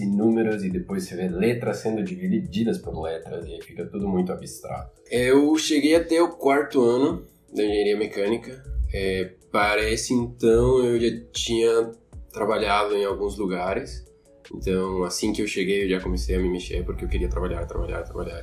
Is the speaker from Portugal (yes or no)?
no; Quito, Pichincha, Ecuador; Portuguese is a second language; moved away as an adult; now in Florianópolis, Brazil; eu sou equatoriano, de Quito